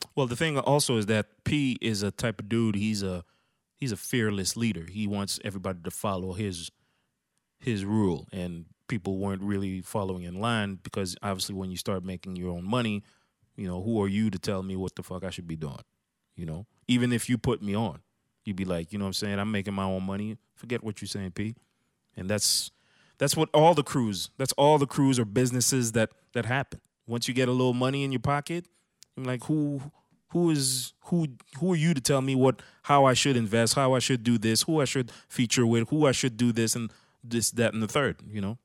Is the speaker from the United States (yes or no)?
no; Canada; I'm some dude from Canada